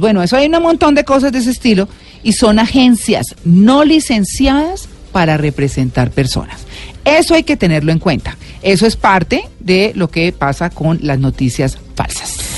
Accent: Colombia; nosotros mismos como colombianos

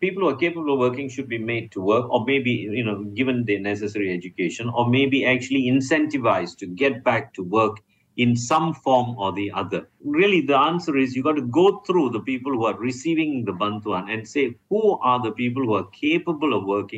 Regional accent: Malaysia; I'm a Malaysian.

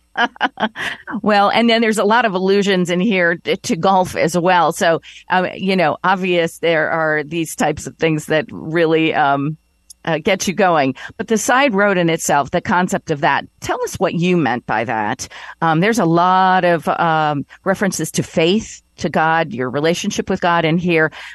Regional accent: Elkhart, Indiana, United States; moved away as an adult; also born or lived in Connecticut / New York; move back to my hometown in Elkhart, Indiana to be closer to my parents

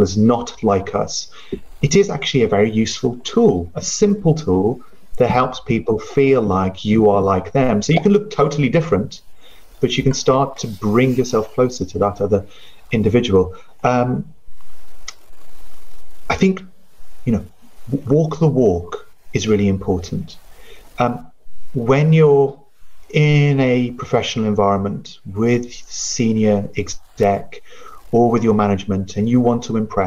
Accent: United Kingdom; first language Punjabi; English is a second language; being British born

